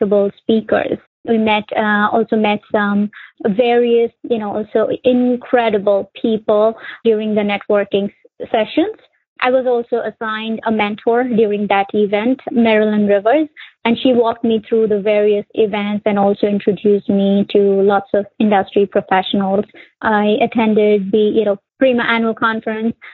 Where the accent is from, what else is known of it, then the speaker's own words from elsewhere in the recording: India; moved away as an adult; also born or lived in Connecticut, United States; now in United States; I was born and raised in India